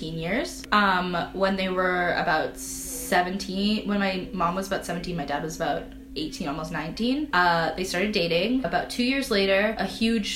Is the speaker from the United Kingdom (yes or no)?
no; Ethiopia; now in Canada; I'm from Ethiopia